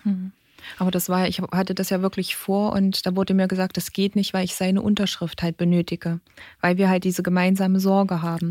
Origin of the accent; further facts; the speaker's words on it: Germany; bei uns in Deutschland